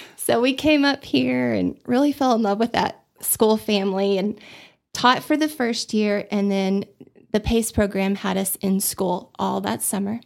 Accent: Austin, Texas, United States; moved away as an adult; also born or lived in Dallas / Abilene; now in Amarillo, United States; I grew up in Austin, so, um, we moved there when I was two from Dallas

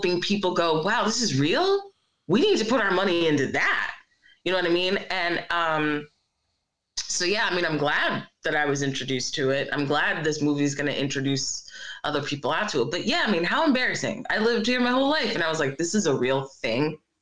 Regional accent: Philadelphia, Pennsylvania, United States; also born or lived in Brooklyn; I have lived in Philly my entire life

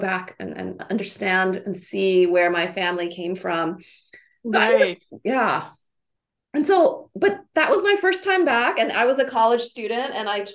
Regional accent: Honolulu, Hawaii, United States; now in California, United States; I was born and raised in Honolulu, Hawaii

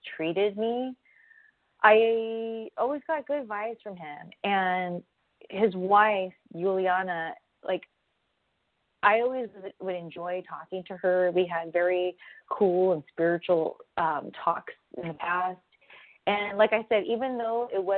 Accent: Southern California, United States; I'm from SoCal, I trained in SoCal originally

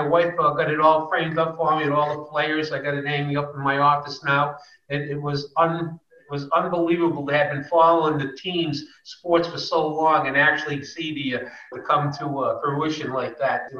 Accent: Worcester, Massachusetts, United States; moved away as an adult; now in Boynton Beach, United States; I grew up in Worcester, Massachusetts, central Massachusetts.

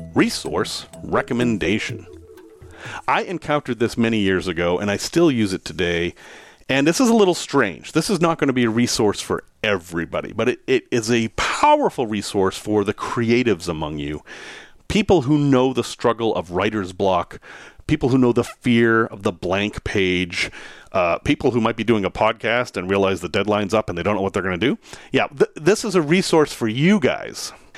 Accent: Salem, Massachusetts, United States; I'm from Salem, Massachusetts.

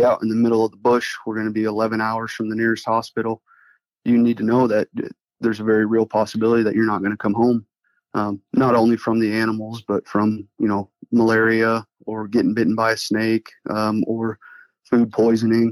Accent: Iowa, United States; I was born and raised here in Iowa

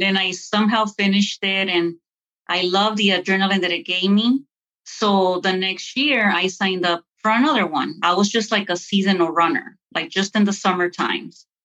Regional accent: Lynwood, California, United States; moved away; also born or lived in Lawrenceville, Georgia / Duluth; where I grew up, I grew up in California in the hood

